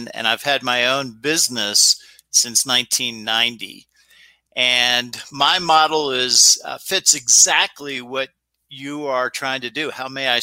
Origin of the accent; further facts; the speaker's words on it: Chillum, Maryland, United States; I grew up in Chillum, Maryland. Hyattsville is the area people might know better.